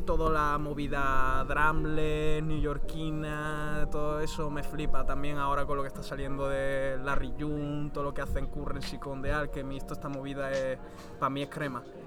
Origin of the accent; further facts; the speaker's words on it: Seville, Andalusia, Spain; also born or lived in northern Italy (born); yo soy sevillano de haberme criado allí en Triana